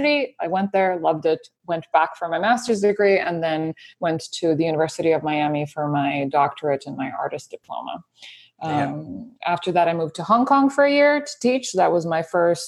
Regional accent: Serbia; moved away as an adult; I was born and I grew up in Serbia in Europe.

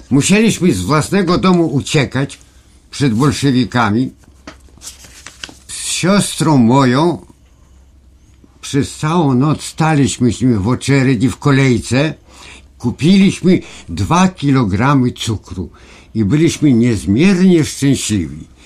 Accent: Pinsk, Brest Region, Belarus; Moja rodzina, ja pochodzimy ze wschodu. Ja chodziłem do gimnazjum przed wojną w Pińsku, mm. więc w centrum Polesia

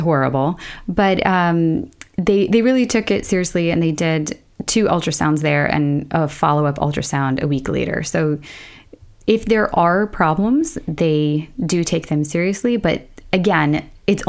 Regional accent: United States; now in Sweden; I'm American.

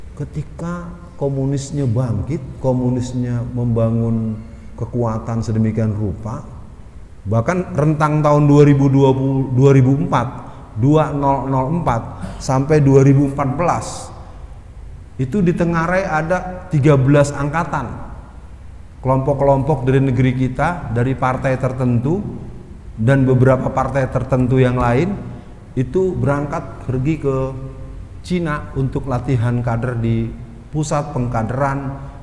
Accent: Jakarta, Indonesia; bahasa saya yang dilahirkan di Jakarta itu ngegrecokin terus

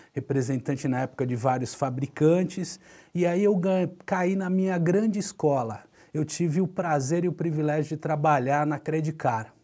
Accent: Santos, São Paulo, Brazil; Eu nasci em Santos, tive o privilégio de sempre morar próximo da praia

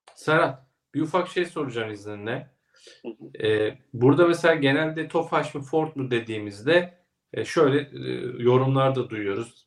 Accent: Ilgaz, Kastamonu, Turkey; moved away; memleketime selamlar. Kastamonu, Ilgaz. Evet, Ilgaz'dan selamlar.

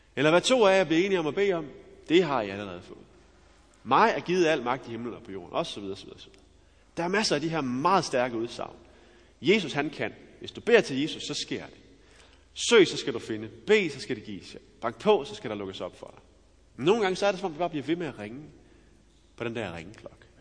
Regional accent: Denmark; Jeg er jo også dansker

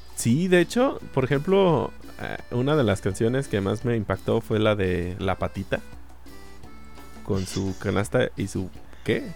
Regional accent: Mexico; en México tenemos sheriff

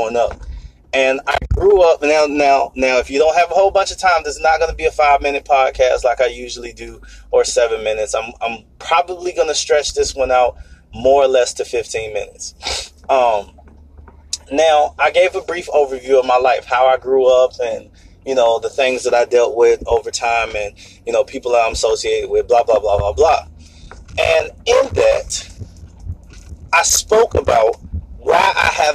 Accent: Norfolk, Virginia, United States; I'm from Norfolk, Virginia, and I grew up in a place called Young's Park

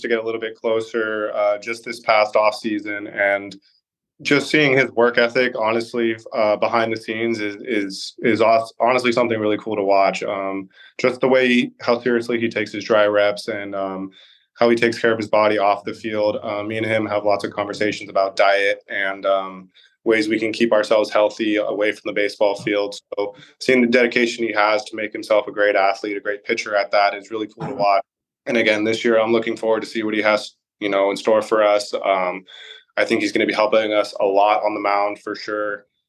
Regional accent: Orange County, California, United States; I grew up in Orange County.

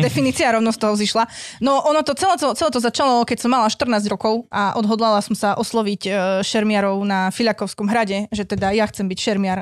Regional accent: central Slovakia, Slovakia; moved away as an adult; now in eastern Slovakia; Ako ja originál nie som z východu, len tam prebývam posledných 9 rokov, ale ja som zo stredného Slovenska

